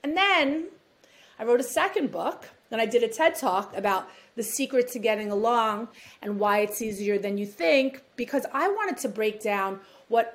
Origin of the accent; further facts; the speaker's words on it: New York City, New York, United States; accent: New York; grew up in New York City.